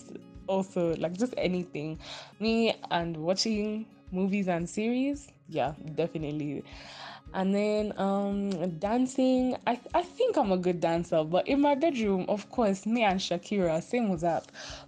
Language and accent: English; Kenya; I'm a hotel and restaurant management major in USIU and I'm Kenyan.